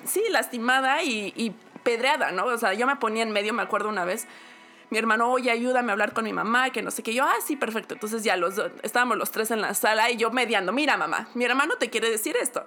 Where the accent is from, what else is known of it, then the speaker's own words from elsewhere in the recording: Mexico; moved away; Yo me fui de México con la familia